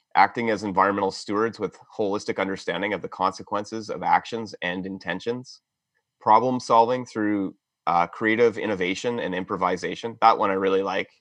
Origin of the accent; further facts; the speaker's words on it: London, Ontario, Canada; moved away as an adult; I was born in London, Ontario. Um, growing up here, couldn't wait to leave